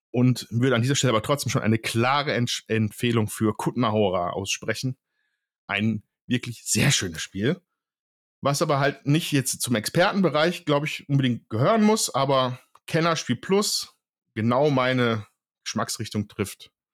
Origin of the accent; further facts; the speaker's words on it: Ruhr area, North Rhine-Westphalia, Germany; ich komme aus dem Ruhrgebiet